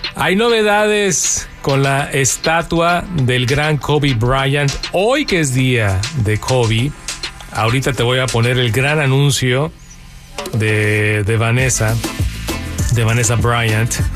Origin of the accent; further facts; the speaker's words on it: Mexico; also born or lived in California; now in Los Angeles, United States; ganamos los que somos de México